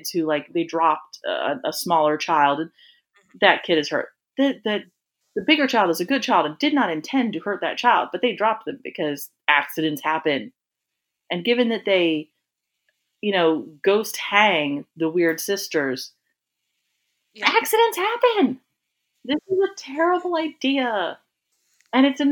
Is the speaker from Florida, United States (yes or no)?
yes; Florida, United States; I'm from Florida